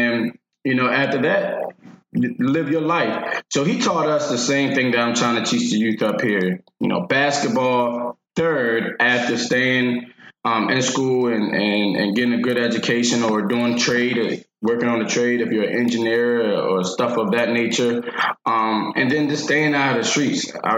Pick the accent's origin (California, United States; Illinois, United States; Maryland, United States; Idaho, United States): Maryland, United States; Harford County; I was born in Harford County, Baltimore, raised in Harford County. Went to Joppatown High School.